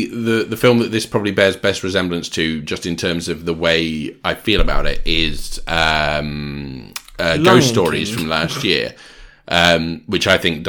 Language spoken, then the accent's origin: English; Georgia, United States; Well, I'm from Georgia, and as we say down there, join us next time for another Georgia Peach of an episode.